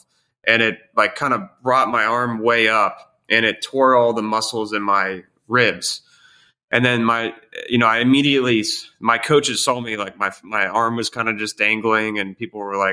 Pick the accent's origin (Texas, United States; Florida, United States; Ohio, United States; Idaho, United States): Ohio, United States; Columbus; moved away; also born or lived in Pittsburgh, Pennsylvania; I was born in Pittsburgh, Pennsylvania, moved to Columbus, Ohio